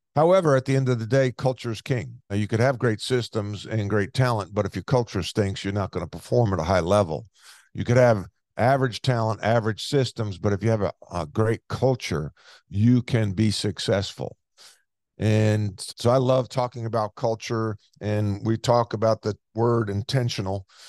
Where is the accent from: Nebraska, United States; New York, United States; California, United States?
New York, United States; Long Island; moved away as an adult; growing up on Long Island